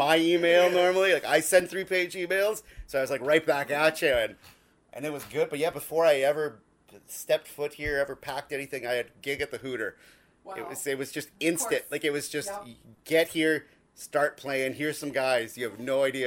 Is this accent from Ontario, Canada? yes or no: no; Dauphin, Manitoba, Canada; moved away; I'm from Dauphin